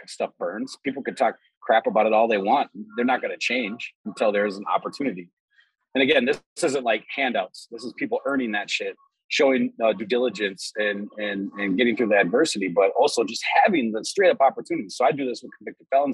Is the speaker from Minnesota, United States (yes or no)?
yes; Minneapolis, Minnesota, United States; being born and raised in the Twin Cities my whole fucking life